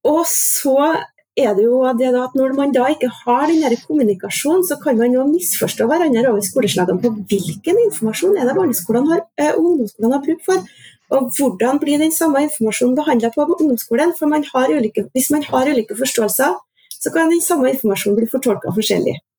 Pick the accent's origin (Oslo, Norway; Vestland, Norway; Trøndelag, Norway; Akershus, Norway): Trøndelag, Norway; Orkdal; now in Trondheim, Norway; jeg er trønder. Opprinnelig fra Orkdalen, men har vært bosatt i Trondheim i over 20 år nå.